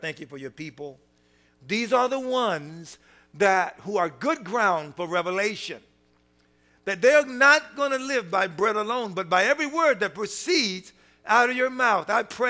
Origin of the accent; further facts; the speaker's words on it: United States; So I'm American, so I had to kind of get down and crawl in there.